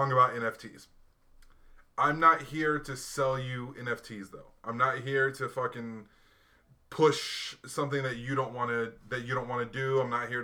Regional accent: Hawaii, United States; moved away; I grew up in Hawaii

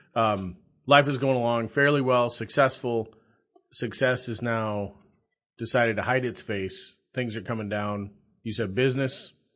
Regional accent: South Dakota, United States; now in Nebraska, United States; I'm a South Dakota boy.

